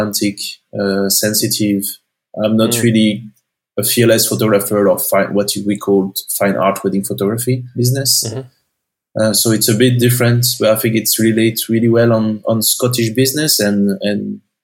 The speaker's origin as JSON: {"language": "English", "region": "northern France", "country": "France", "tie": "born or raised there", "also_born_or_lived": "Glasgow, Scotland", "second_language": "English", "moved": "as an adult", "lives_now": "Portugal", "said": "I'm originally from France, for the north part."}